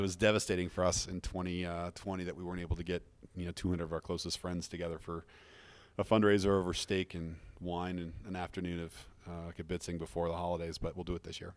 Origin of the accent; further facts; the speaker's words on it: Fruita, Colorado, United States; also born or lived in Wheat Ridge, Colorado / Denver, Colorado; I grew up in, uh, Fruta, Colorado, outside of Grand Junction